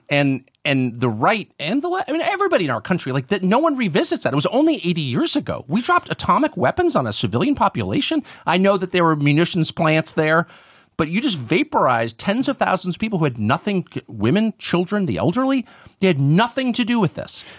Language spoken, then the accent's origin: English; United States; I'm an American